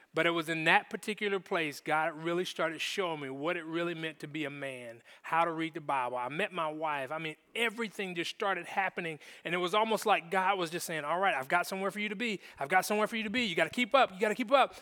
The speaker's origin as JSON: {"language": "English", "town": "Jacksonville", "region": "Florida", "country": "United States", "tie": "born or raised there", "said": "I grew up in Jacksonville, Florida"}